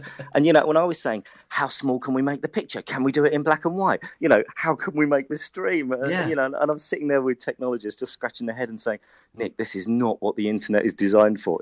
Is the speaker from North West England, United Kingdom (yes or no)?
no; London, United Kingdom; accent: Hackney; my Hackney accent